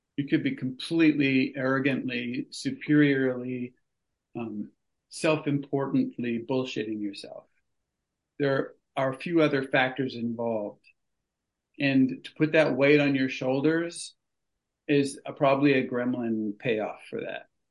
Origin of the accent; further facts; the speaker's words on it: California, United States; moved away as an adult; I grew up in California.